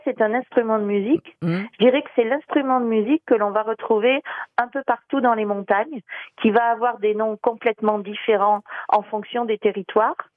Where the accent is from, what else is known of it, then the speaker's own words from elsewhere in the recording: Massif Central, France; chez nous dans le Massif central